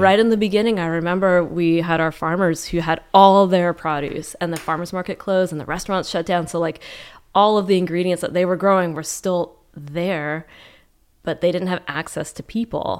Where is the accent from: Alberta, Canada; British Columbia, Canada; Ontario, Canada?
Alberta, Canada; Calgary; now in Vancouver, Canada; I grew up in Calgary